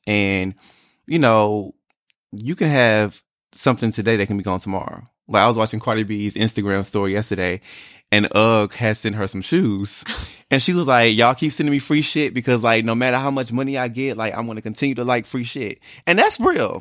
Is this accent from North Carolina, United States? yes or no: yes; North Carolina, United States; moved away as an adult; also born or lived in Atlanta / Harlem, New York; I was born and raised in North Carolina